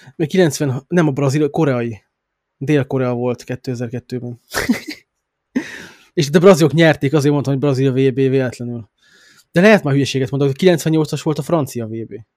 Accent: Hungary; now in England; a Magyarországon éltem, meg magyar vagyok

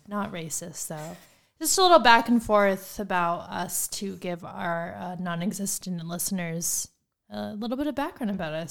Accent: Phoenix, Arizona, United States; both of us were born and raised in Phoenix, Arizona. I have stayed in Phoenix in and around Phoenix my entire life thus far.

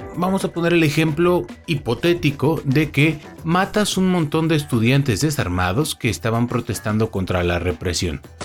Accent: Mexico; como buen mexicano

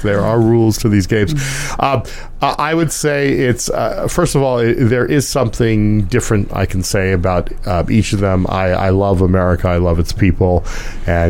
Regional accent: United States; also born or lived in Los Angeles; I'm an American.

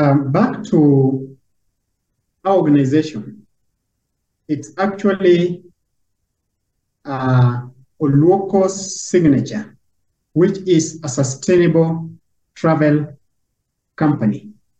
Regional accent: Lake Naivasha, Nakuru County, Kenya; I'm a Kenyan and living in Kenya. My background is I'm a tour operator. I started tours and travels. And this is something that has been in me since I was a child, back in the lovely environment of Lake Naivasha, where I was born and where I grew up

